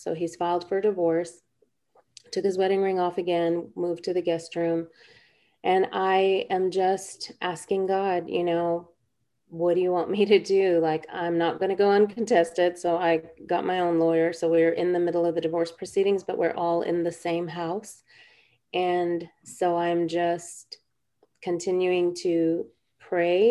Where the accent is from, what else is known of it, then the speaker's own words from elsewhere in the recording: India; We're both from India. Our parents are both from Kerala, from the South